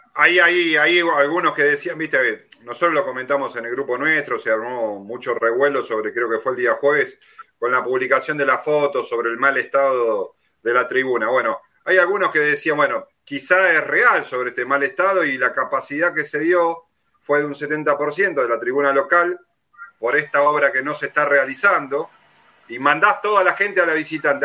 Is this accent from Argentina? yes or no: yes; Ramos Mejía, Buenos Aires Province, Argentina; yo voy de zona oeste, soy de Ramos Mejía